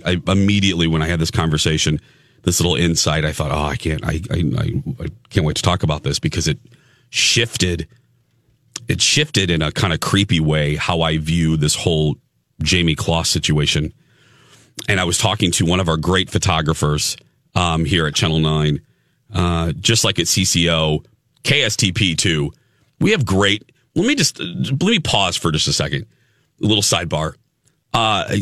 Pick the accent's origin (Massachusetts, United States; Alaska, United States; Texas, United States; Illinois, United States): Illinois, United States; Chicago; now in Minneapolis, United States; Chicago, like my hometown